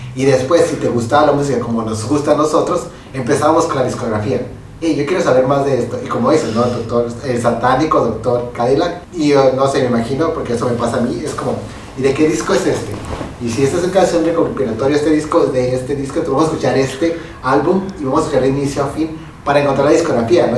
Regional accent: Mexico

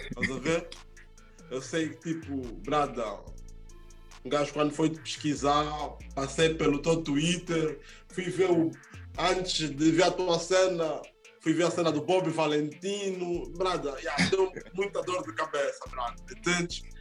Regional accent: Guinea-Bissau; Eu sou da Guiné-Bissau, brada.

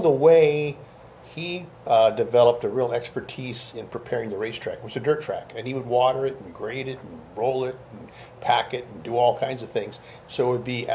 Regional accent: West Sacramento, California, United States; also born or lived in Oakland, California; So we moved from Oakland to West Sacramento when I was about five

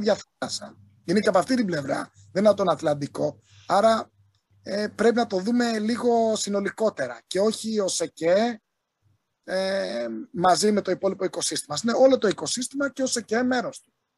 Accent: southern Crete, Greece; Είμαι από την Νότια Κρήτη

